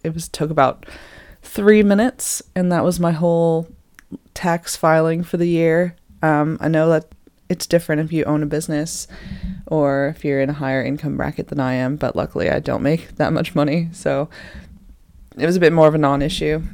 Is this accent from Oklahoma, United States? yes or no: no; Boston, Massachusetts, United States; moved away as an adult; also born or lived in California; now in England; I'm from Boston